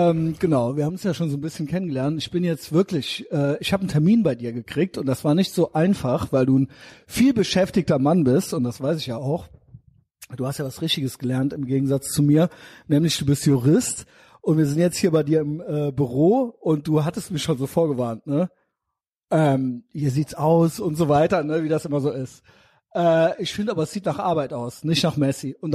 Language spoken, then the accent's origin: German; Koblenz, Rhineland-Palatinate, Germany; Weil wir sind beide aus Koblenz.